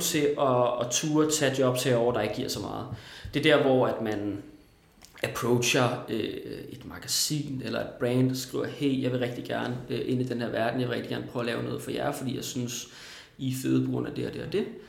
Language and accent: Danish; Næstved, Zealand, Denmark; moved away as an adult; now in Copenhagen, Denmark; Da jeg var 19, flyttede jeg til København, ja. øh, for Næstved, hvor jeg kommer fra